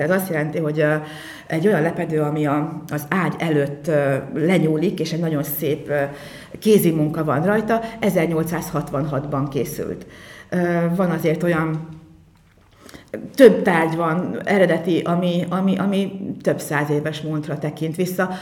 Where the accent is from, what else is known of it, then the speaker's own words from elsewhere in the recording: Mórágy, Tolna, Hungary; now in Bonyhád, Hungary; egy Morágyi táncost hozott el Bonyhádra, tehát én így kerültem kerültem ide